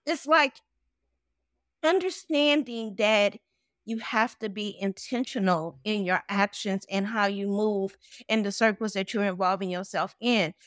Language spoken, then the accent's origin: English; New Orleans, Louisiana, United States; now in Atlanta, United States; I'm originally from New Orleans, Louisiana.